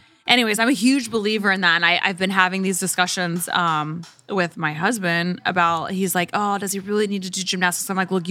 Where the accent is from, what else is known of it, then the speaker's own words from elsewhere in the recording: Oklahoma, United States; I grew up in Oklahoma.